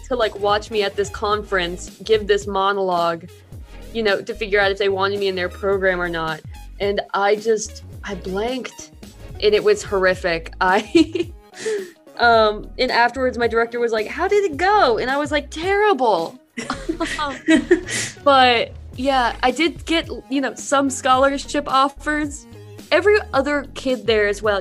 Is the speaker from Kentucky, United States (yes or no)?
yes; Kentucky, United States; moved away as an adult; also born or lived in Indiana; I'm from Kentucky, so it's very popular down there. And I came up to Indiana for college